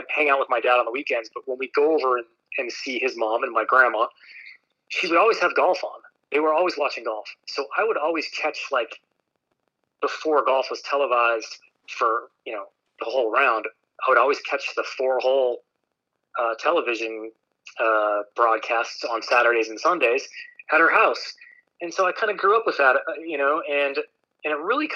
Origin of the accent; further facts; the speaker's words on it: Park City, Utah, United States; So I grew up in Park City, Utah